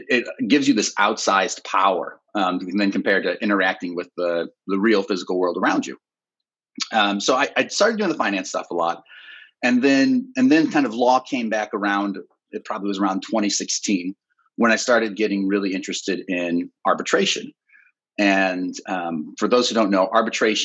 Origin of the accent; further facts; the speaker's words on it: Ohio, United States; moved away; also born or lived in Chicago; Born and raised in Ohio